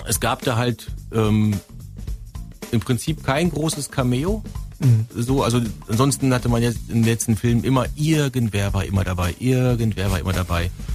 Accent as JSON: {"language": "German", "region": "North Rhine-Westphalia", "country": "Germany", "moved": "yes", "said": "Ich komme ja aus Westfalen"}